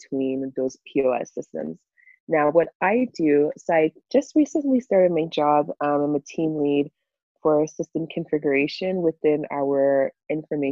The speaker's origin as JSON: {"language": "English", "town": "Montreal", "region": "Quebec", "country": "Canada", "tie": "born or raised there", "also_born_or_lived": "Europe", "said": "I've been in Canada since I was 4 years old, right? So I'm pretty much Canadian"}